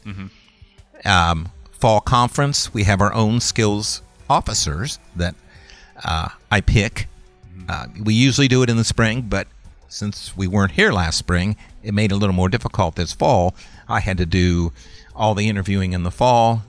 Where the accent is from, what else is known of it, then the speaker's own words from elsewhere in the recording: Sandusky, Ohio, United States; I grew up in Sandusky, Ohio